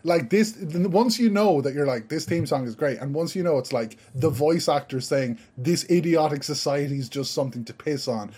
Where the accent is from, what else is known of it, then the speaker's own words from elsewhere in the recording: Ireland; I'm from Ireland